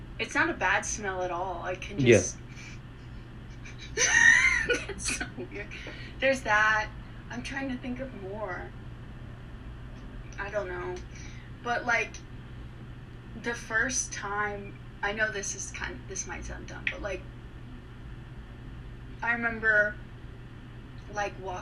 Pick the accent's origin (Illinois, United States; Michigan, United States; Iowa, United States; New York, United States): Illinois, United States; Mahomet; I grew up in Mahomet.